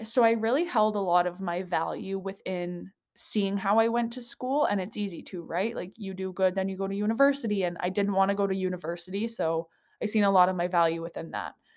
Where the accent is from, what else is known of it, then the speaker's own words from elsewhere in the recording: Slave Lake, Alberta, Canada; moved away as an adult; also born or lived in Edmonton; Slave Lake is my hometown, grew up there